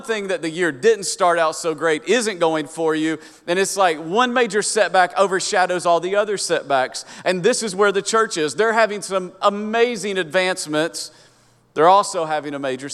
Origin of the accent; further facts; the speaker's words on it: Kingsport, Tennessee, United States; accent: hillbilly; moved away; I grew up in Upper East Tennessee, so Kingsport, Tennessee, right where Tennessee and Virginia meet